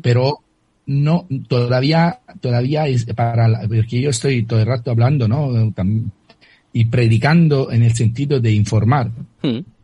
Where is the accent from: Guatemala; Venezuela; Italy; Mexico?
Italy; accent: Italian; Spanish is a second language; moved away; mi acento lo, lo declara eh, de manera muy, muy firme, soy italiano